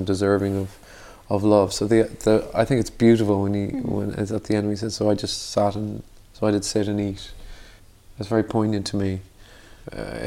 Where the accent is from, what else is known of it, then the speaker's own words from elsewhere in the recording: Dublin, Leinster, Ireland; We grew up in Dublin and it was very Catholic kind of upbringing